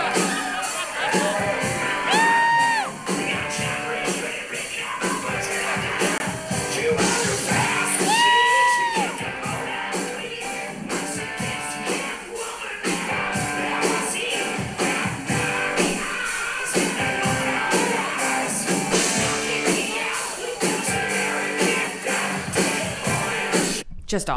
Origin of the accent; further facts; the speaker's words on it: Long Island, New York, United States; Growing up on Long Island